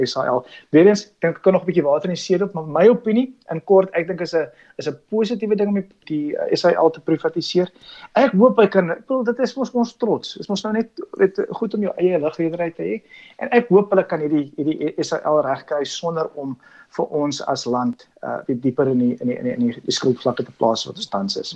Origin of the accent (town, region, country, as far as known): South Africa